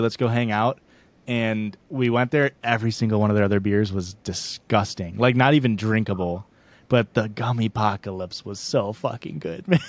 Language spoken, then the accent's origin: English; Illinois, United States; I'm from Illinois